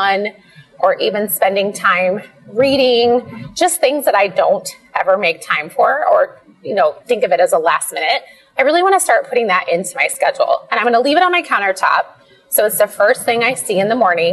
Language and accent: English; Iowa, United States; moved away; We grew up in this little small town in Iowa